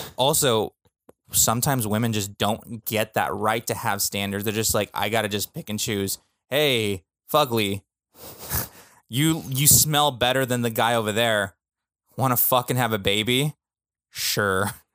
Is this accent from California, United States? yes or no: yes; California, United States; we're from California